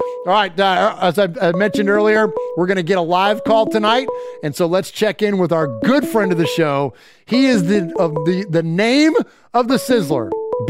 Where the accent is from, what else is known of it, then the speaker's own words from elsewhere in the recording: California, United States; kid growing up in California